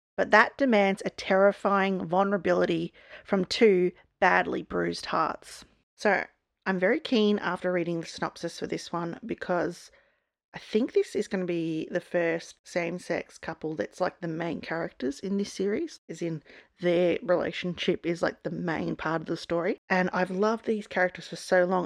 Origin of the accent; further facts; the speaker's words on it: Australia; I'm an Aussie